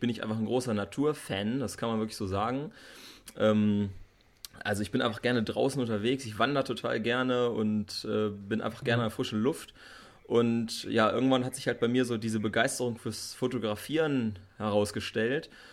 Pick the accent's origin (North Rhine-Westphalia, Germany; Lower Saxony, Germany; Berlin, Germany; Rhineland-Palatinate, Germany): Lower Saxony, Germany; Bad Harzburg; ich bin hier in, äh, im Harz aufgewachsen, ne, in der Nähe hier geboren und äh, lebe schon mein ganzes Leben hier in Bad Harzburg